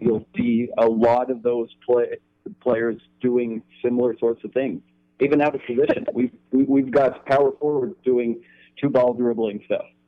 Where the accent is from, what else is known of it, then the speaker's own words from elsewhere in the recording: Canada; I grew up in Canada? I still live in Canada